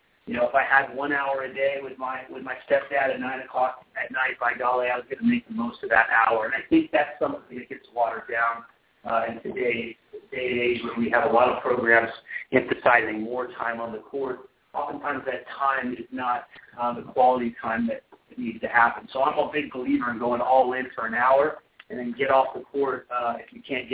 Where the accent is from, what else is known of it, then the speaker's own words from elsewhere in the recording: Colorado, United States; growing up in Colorado, not exactly a tennis hotbed.